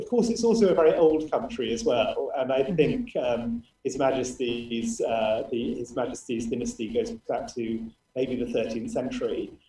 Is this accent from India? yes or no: no; United Kingdom; moved away as an adult; now in Brunei